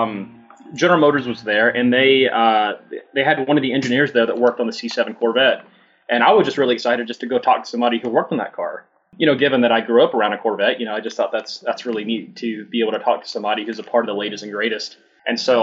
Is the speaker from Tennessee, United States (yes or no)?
no; Atlanta, Georgia, United States; moved away as an adult; also born or lived in Detroit metro area; now in Detroit, United States; growing up in the Atlanta area